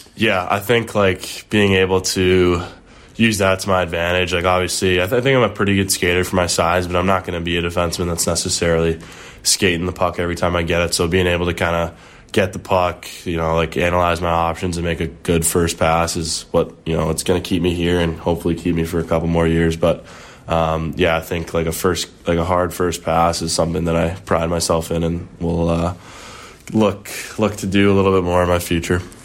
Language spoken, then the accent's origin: English; Wilmette, Illinois, United States; Started off at, uh, the Wilmette Braves, like my hometown team.